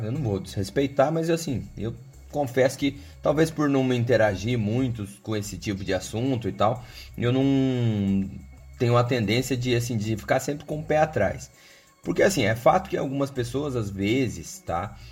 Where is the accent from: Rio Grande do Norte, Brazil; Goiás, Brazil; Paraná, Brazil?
Paraná, Brazil; Cascavel; eu sou aqui de Cascavel